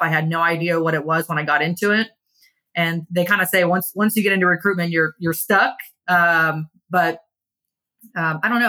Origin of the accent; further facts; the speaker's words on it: Kingwood, Texas, United States; also born or lived in Pennsylvania; I grew up in Kingwood